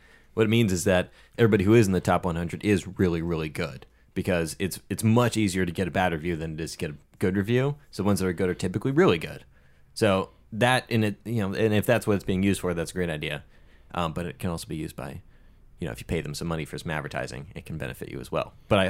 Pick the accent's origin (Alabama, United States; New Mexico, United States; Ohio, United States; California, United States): California, United States; East County; I grew up in East County.